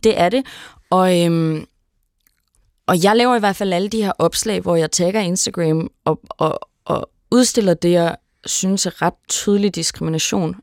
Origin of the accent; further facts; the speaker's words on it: Denmark; som dansker